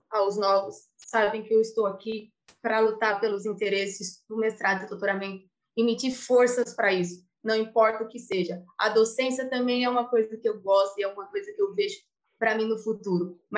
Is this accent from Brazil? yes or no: no; Italy; porque eu sou italiana